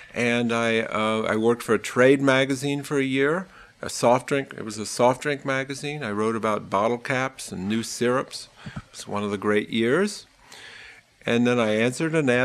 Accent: Ohio, United States; moved away as an adult; now in New York, United States; I grew up in Ohio

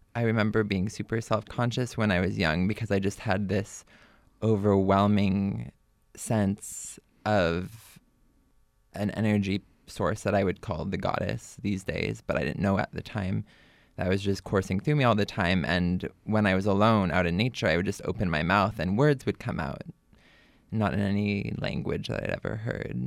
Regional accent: Berkeley, California, United States; I grew up here in Berkeley

